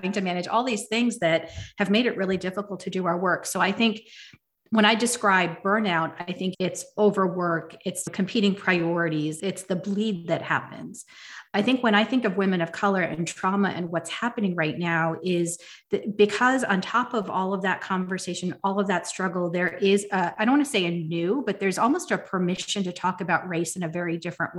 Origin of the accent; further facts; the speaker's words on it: United States; growing up in America